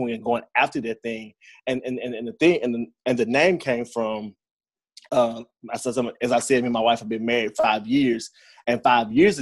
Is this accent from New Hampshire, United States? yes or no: no; Brownsville, Tennessee, United States; also born or lived in Jackson, Tennessee; I am from the West Tennessee area, originally from Brownsville, Tennessee. I reside in Jackson. Grew up here, pretty much a big part of my life